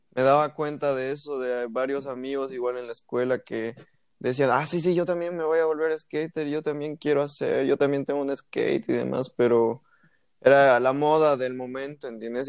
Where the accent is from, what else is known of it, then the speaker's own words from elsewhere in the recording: La Paz, Bolivia; yo nací en La Paz